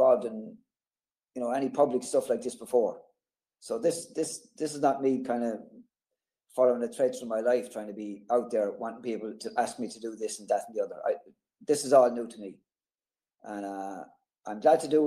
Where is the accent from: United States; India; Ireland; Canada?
Ireland; Thomastown, Leinster; I'm from Thomastown. It's about 10 miles from Kilkenny City. It's a small town. I've lived here all my life